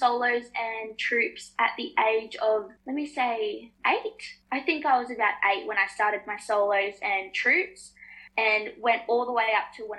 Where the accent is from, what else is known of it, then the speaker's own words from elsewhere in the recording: Tweed Heads, New South Wales, Australia; both parents, my mum and dad are Aboriginal and my mum is Torres Strait Islander. And so we're from the Bundjalung Nation here in Tweed Heads.